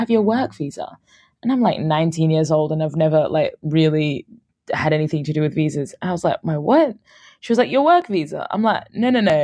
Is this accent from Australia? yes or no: yes; Brisbane, Queensland, Australia; moved away as an adult; also born or lived in Sudan / United Kingdom; I was born in Sudan and my family moved to Australia when I was a year and a half. So this was in Brisbane, Australia.